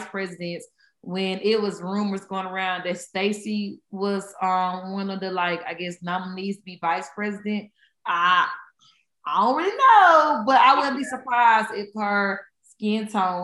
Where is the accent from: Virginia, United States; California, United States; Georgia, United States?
Georgia, United States; I am from Georgia, so I went to high school, middle school, all day in Georgia